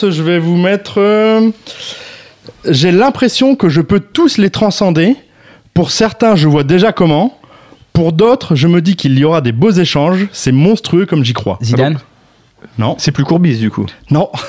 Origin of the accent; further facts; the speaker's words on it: Hauts-de-France, France; attendez, euh, je sais que j'ai des problèmes pour compter, mais bon. Je viens du Nord-Pas-de-Calais.